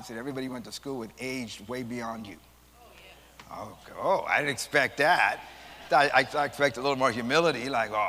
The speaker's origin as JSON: {"language": "English", "town": "San Antonio", "region": "Texas", "country": "United States", "said": "I'm from San Antonio"}